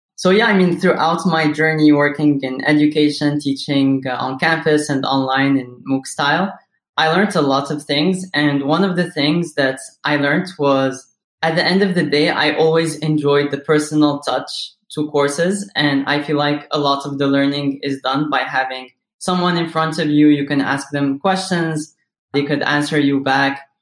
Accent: Morocco; moved away as an adult; now in United States; I was born and raised in Morocco

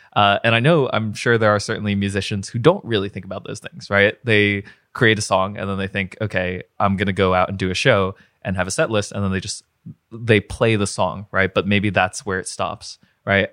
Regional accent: New Jersey, United States; moved away as an adult; also born or lived in Ithaca, New York; now in Pittsburgh, United States; I wound up in Pittsburgh. So I grew up in New Jersey

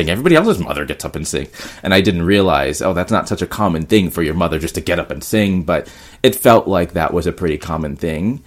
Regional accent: North Carolina, United States; moved away as an adult; now in New York, United States; I grew up in North Carolina, which is in the south of, you know, United States

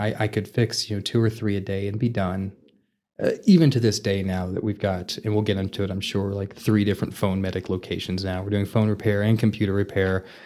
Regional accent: Vernon, Texas, United States; moved away as an adult; now in Amarillo, United States; I'm originally from Vernon, Texas

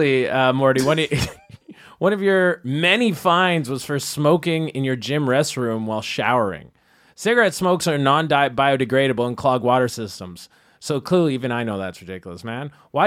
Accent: Canada; accent: Canadian; I'm Canadian. It's my accent.

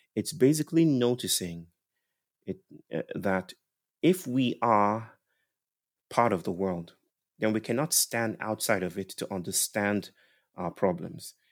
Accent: Nigeria; I was brought up in Christianized Nigeria

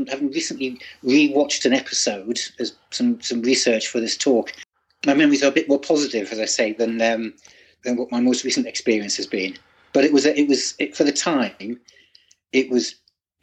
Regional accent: Cleadon, North East England, United Kingdom; now in Wandsworth, United Kingdom; I grew up in a small town or village between Sunderland and Newcastle called Cleedon.

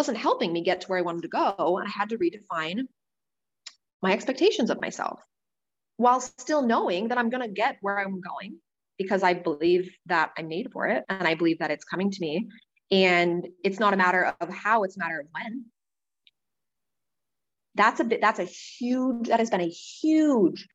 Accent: Wisconsin, United States; moved away as an adult; also born or lived in New York City; when I left my hometown when I was 18, and I moved across the country to New York City, to Manhattan, from my town of 600 people in Wisconsin

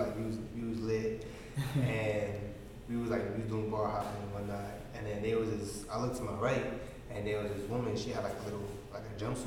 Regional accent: New York, United States; I'm from New York.

